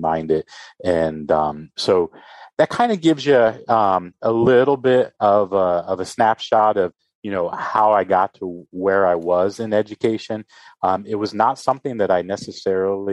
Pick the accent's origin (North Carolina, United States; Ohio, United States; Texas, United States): Ohio, United States; Springfield; being born and raised in Springfield, Ohio